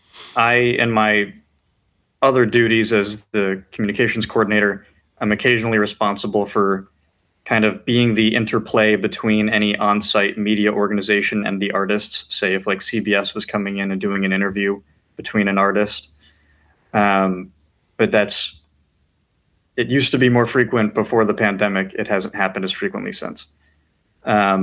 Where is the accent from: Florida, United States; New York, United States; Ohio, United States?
New York, United States; White Plains; moved away as an adult; now in Washington, D.C., United States; I'm from White Plains, New York, originally